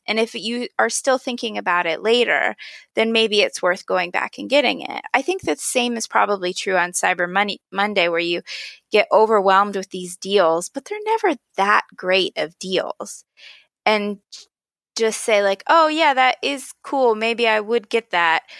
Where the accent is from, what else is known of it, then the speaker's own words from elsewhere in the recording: Pennsylvania, United States; When I was a kid, I grew up in Pennsylvania